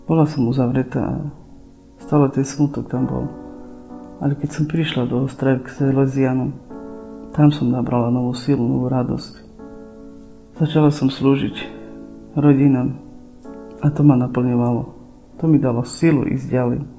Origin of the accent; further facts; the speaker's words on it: Čičava, Prešov Region, Slovakia; pochádzam z Šičavy.